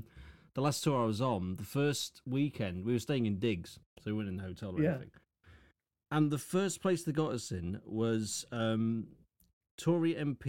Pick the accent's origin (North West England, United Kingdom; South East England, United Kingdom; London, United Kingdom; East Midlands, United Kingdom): East Midlands, United Kingdom; Lincoln; I'm from Lincoln.